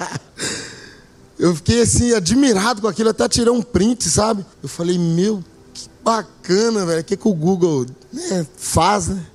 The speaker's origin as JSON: {"language": "Portuguese", "town": "Belo Horizonte", "region": "Minas Gerais", "country": "Brazil", "tie": "born or raised there", "moved": "as an adult", "lives_now": "Maués, Brazil", "said": "a gente é natural daqui de Belo Horizonte"}